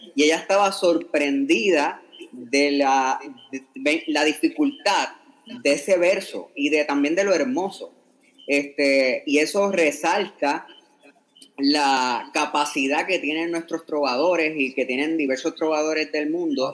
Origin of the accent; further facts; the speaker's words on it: Yabucoa, Puerto Rico; la gente de mi pueblo